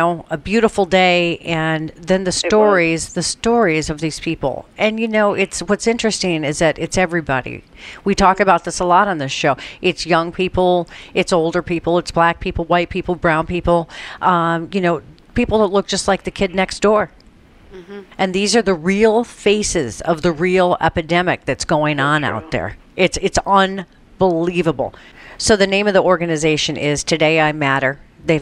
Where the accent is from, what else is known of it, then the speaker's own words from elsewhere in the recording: Colorado, United States; I'm from Colorado, where they've legalized marijuana